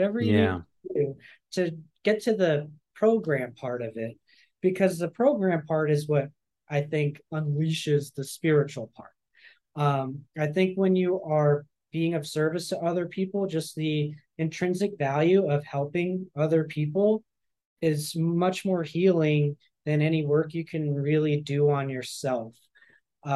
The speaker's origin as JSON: {"language": "English", "town": "San Francisco", "region": "California", "country": "United States", "tie": "born or raised there", "also_born_or_lived": "Los Angeles", "moved": "as an adult", "said": "I grew up atheist in San Francisco."}